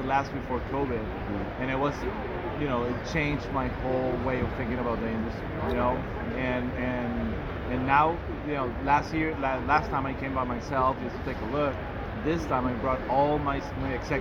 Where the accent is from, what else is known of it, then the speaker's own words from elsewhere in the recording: Venezuela; moved away as an adult; now in Miami, United States; I'm originally from Venezuela, so I was living there until 2014